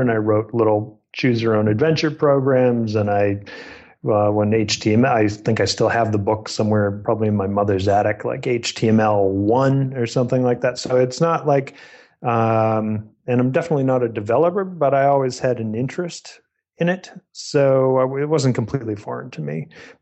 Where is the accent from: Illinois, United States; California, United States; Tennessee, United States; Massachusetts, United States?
Massachusetts, United States; New England; I'm from Massachusetts and grew up in New England.